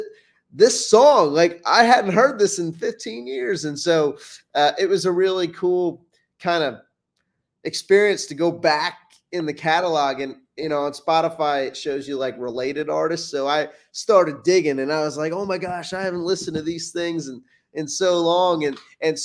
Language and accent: English; Bucks County, Philadelphia area, Pennsylvania, United States; moved away as an adult; also born or lived in Houston, Texas; now in Nashville, United States; I'm from the Philly area. I grew up in Bucks County